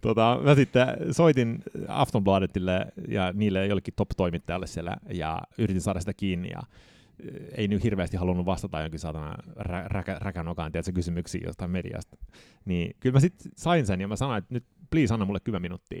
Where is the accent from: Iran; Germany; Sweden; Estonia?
Sweden; Södertälje, Stockholm County; accent: Sweden Finnish; moved away as an adult; now in Finland; päädy sitten Södeteljeen ja siellä mä synnyin tota, 79. Ja suomalaisessa luokassa tietenkin olin